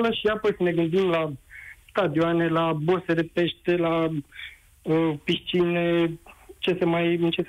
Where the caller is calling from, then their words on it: Constanța, Constanța County, Romania; sunt din Constanța.